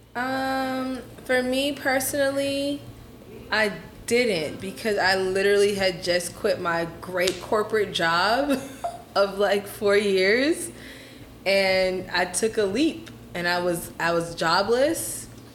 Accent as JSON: {"language": "English", "town": "Atlanta", "region": "Georgia", "country": "United States", "tie": "born or raised there", "also_born_or_lived": "Washington, D.C. / Guyana", "moved": "as an adult", "lives_now": "Houston, United States", "said": "I grew up in Atlanta"}